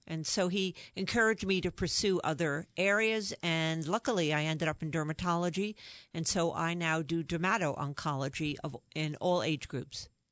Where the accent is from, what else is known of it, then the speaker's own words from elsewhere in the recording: New York, United States; I'm originally from New York. You can probably tell from my accent